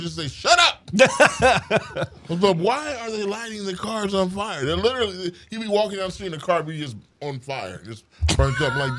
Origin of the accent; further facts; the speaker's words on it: San Diego, California, United States; also born or lived in Cuba / New York / Newark; I grew up in San Diego